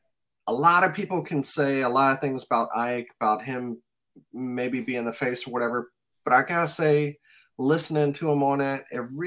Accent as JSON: {"language": "English", "region": "Mississippi", "country": "United States", "said": "I'm from Mississippi."}